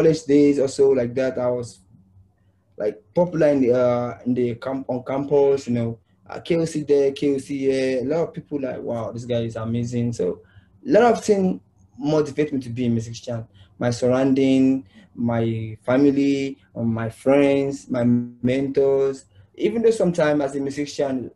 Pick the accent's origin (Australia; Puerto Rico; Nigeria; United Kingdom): Nigeria; I started this music career when I was the age of 8 years old in Nigeria. Though I was born in the ghetto side